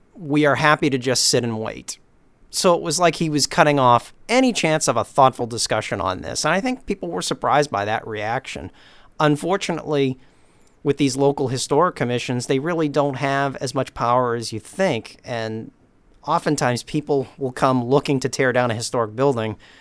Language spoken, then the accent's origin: English; Beverly, Massachusetts, United States; also born or lived in Lynn, Massachusetts; I grew up in Beverly, was born in Lynn, but my folks moved to Beverly back in nineteen seventy